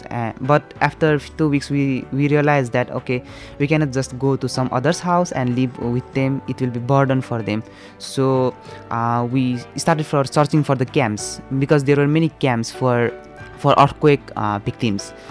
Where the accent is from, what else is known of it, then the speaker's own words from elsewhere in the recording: Bhaktapur, Bagmati, Nepal; I'm exactly from Bhaktapur, city of Nepal. Bhaktapur city is the smallest city of Nepal. Yeah, but it is a beautiful city.